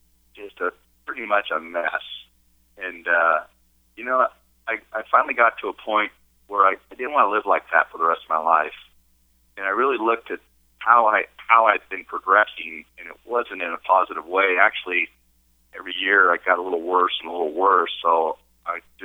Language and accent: English; Barstow, California, United States; also born or lived in San Diego, California; I was born right here in Barstow, California, and raised, and about when I was 22 or 23, I moved down to San Diego and spent 20 years down there.